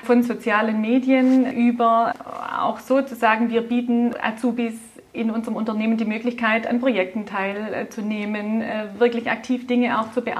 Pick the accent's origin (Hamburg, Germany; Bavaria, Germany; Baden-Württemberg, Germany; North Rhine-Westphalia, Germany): Baden-Württemberg, Germany; accent: Swabian; Wir sind Schwaben, ich gehe davon aus, man hört das auch an meinem Dialekt.